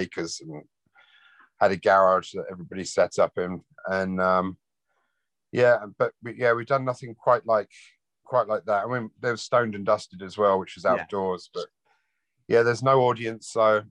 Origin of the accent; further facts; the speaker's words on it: London, United Kingdom; moved away; also born or lived in Wales; I was born in Wales, but yeah, grew up in Wimbledon